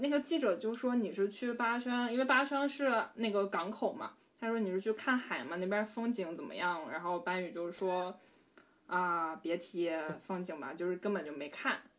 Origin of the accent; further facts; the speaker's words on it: Northeast China, China; 作为一个东北人，我有了很多回忆，所以我想邀请一个跟我同样是东北人的人，